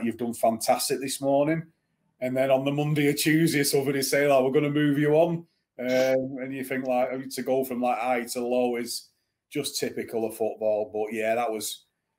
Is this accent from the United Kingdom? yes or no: yes; Bolton, North West England, United Kingdom; also born or lived in Manchester, United Kingdom / Exeter, United Kingdom; Growing up in Bolton and Manchester